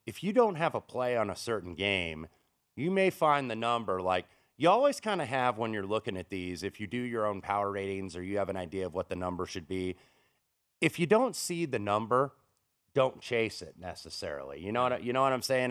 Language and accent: English; Indianapolis, Indiana, United States; moved away; my hometown of Indianapolis